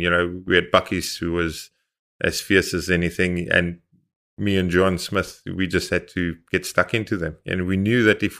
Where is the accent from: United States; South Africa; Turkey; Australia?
South Africa; You know, all of a sudden, we as South African build up a resilience and a reputation.